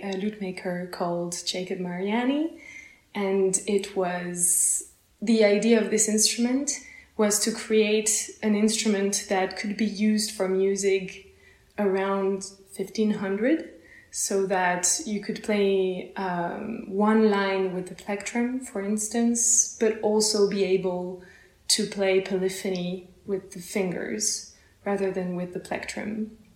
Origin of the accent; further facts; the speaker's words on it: close to Paris, Île-de-France, France; now in Basel, Switzerland; I come from France, uh, close from close to Paris